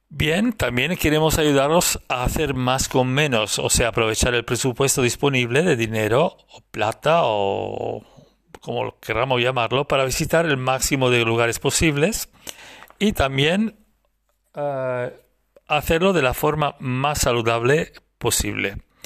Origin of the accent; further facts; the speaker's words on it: Italy; now in Girona, Spain; soy italiano, vivo en España, en Girona, cerca de Barcelona